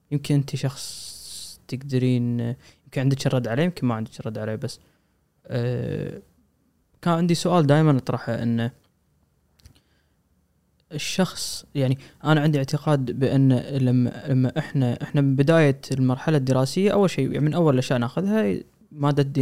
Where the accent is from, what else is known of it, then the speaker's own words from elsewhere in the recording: Kuwait; خط احمر عندنا بالكويت